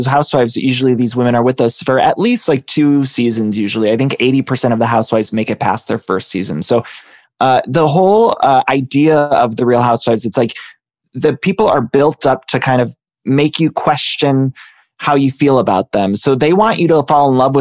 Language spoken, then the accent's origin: English; Ohio, United States; I'm from Ohio